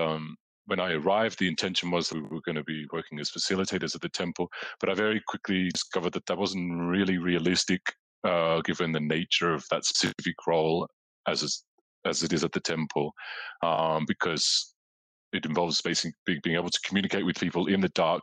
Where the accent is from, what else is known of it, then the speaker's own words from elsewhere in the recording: Australia; moved away as an adult; also born or lived in London, United Kingdom; growing up in Australia as a teenager